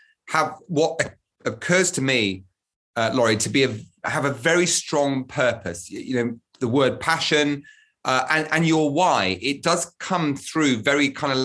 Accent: United Kingdom; As a Brit watching from abroad

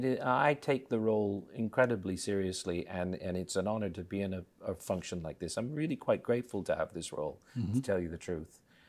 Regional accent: Australia; also born or lived in Vancouver, Canada; I was raised in Australia. Then they went on a holiday to Canada, like many people, fell in love with Canada and chose Vancouver.

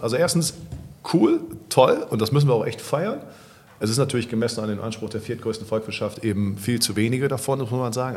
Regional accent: Cologne, North Rhine-Westphalia, Germany; als Kölner

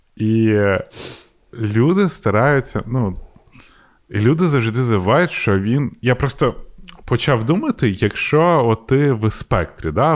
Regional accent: Ukraine

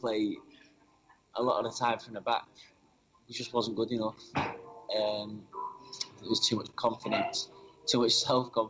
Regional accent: England, United Kingdom; now in Moscow, Russia; as an Englishman

